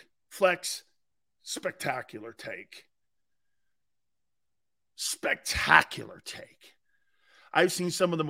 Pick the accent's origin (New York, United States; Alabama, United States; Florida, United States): Florida, United States; Spring Hill; also born or lived in Philadelphia; Seals, I grew up in Spring Hill, right next to Brooksville.